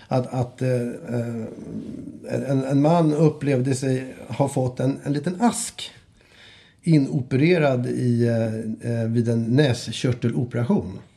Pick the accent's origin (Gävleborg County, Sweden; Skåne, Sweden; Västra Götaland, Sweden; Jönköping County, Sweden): Skåne, Sweden; Ja, hallå, jag är från Skåne.